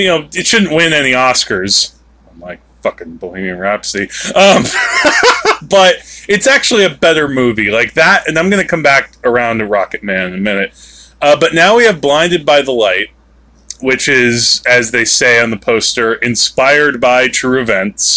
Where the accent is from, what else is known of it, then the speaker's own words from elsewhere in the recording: New Jersey, United States; we are from New Jersey